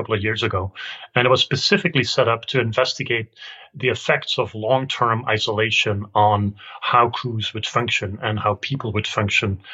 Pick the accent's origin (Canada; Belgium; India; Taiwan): Belgium; I'm from Belgium